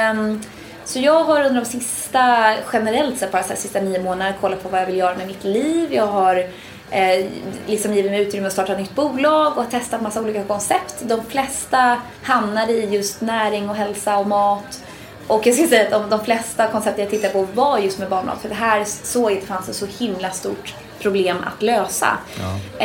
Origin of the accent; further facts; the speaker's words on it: Sweden; moved away as an adult; now in United States; som svensk